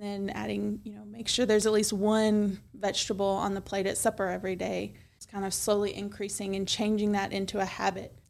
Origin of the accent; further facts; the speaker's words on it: Milan, Tennessee, United States; also born or lived in Chattanooga, Tennessee; I was born and raised in Milan